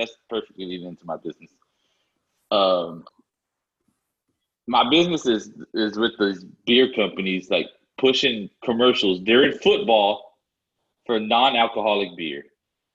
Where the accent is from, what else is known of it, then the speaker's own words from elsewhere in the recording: South Texas, United States; We're from Texas, dog. Like, in South Texas